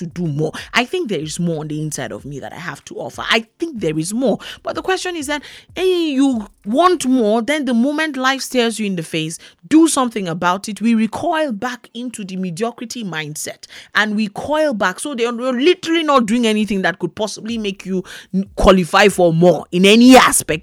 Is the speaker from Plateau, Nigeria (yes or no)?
yes; Plateau, Nigeria; I'm from Nigeria. I'm from Plateau State. We are the Middle Belt